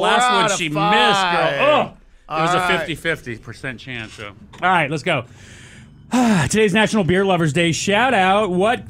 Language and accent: English; El Paso, Texas, United States; now in Austin, United States; so I'm from El Paso originally